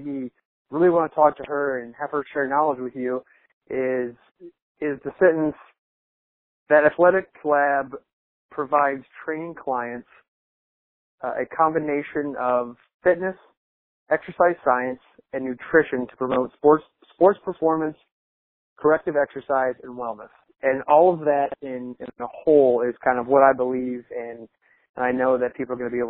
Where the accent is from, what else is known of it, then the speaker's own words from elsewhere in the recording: Illinois, United States; Chicago, Illinois, my home state